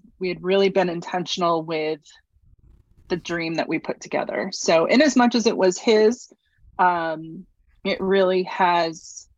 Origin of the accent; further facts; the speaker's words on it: New England, United States; also born or lived in Houston, United States; So we moved from Houston. I grew up in New England, kind of a wanderer at heart.